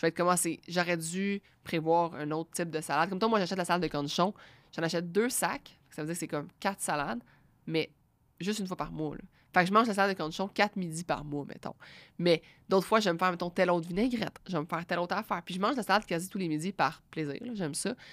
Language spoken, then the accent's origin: French; Quebec, Canada; nous on est là on est du Québec on, on est dans notre salon